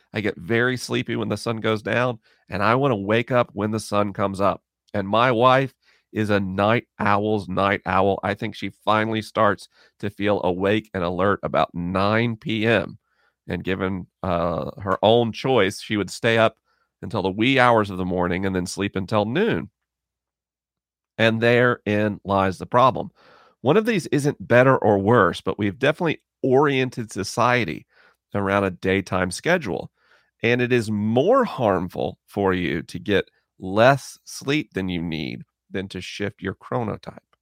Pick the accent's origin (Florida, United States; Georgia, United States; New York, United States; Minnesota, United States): Florida, United States; Orlando, back in my home state of Florida